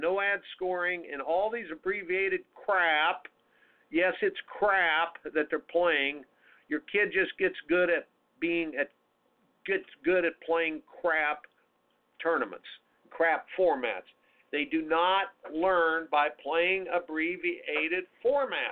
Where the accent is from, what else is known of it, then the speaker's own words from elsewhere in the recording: Indianapolis, Indiana, United States; when I grew up in CYO in Indianapolis, Indiana